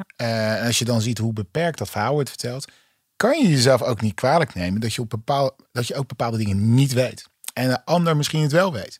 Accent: Hoek van Holland, South Holland, Netherlands; ik ben opgegroeid in Hoek van Holland

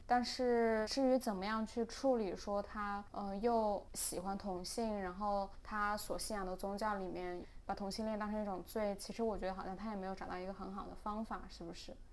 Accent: China; now in Hong Kong; 两个出生于内地，现在暂居香港的女性

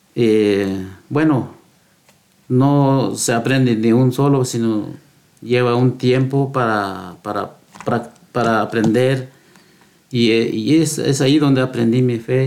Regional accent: Guatemala; moved away as an adult; now in United States; también crecí yo y con los más hermanos. Y un día llegué, pues, casé allá en Guatemala

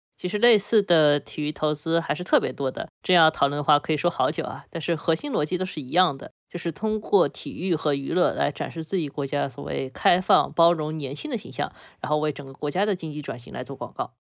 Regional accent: China; 我们中国人非常熟悉的一个概念

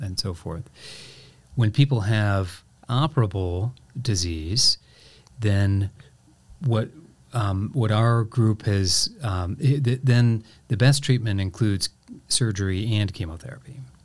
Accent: Painesville, Ohio, United States; moved away; also born or lived in Crawfordsville, Indiana; I grew up mostly on the east side of Cleveland in a okay. town called Painesville, Ohio.

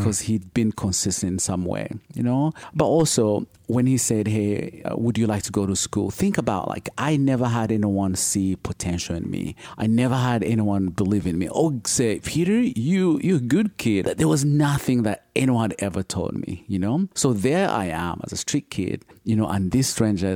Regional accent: Uganda; now in United States; I'm originally from Uganda, so born and raised in Uganda

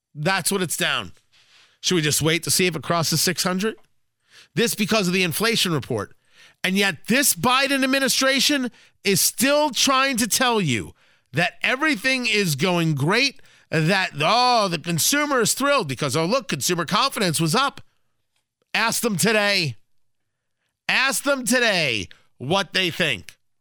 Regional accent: New Jersey, United States; also born or lived in Brooklyn, New York; now in Indianapolis, United States; I was born in Brooklyn. I grew up in Jersey. I live in Indianapolis

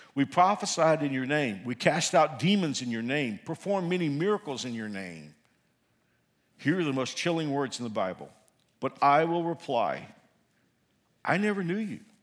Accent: Fort Worth, Texas, United States; moved away; I'm from Fort Worth

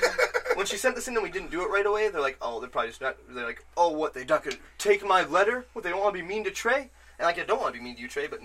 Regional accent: Michigan, United States; I'm from Michigan.

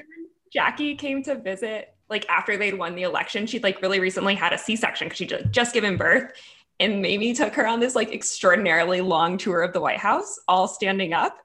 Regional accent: Texas, United States; as a Texan

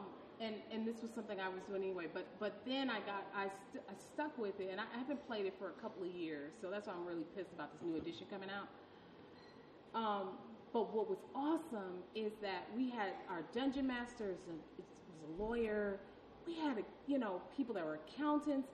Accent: Detroit, Michigan, United States; my family's from Alabama, and I'm from Detroit

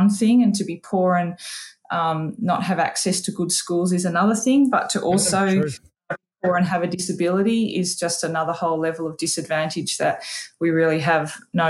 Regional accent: Tamworth, New South Wales, Australia; where I grew up in Tamworth

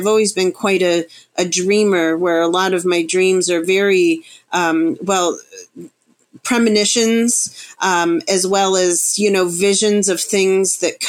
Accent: Florida, United States; also born or lived in Chicago, United States / Arkansas, United States; And prior to that, I was in the Ozarks, the Ozark Mountain Range in Arkansas. But I grew up in South Florida, born in Chicago. So I've been around.

